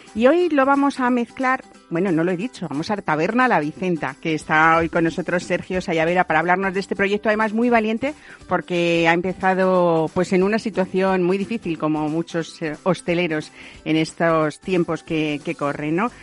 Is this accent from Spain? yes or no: yes; Castilla-La Mancha, Spain; Yo que soy medio castellano manchega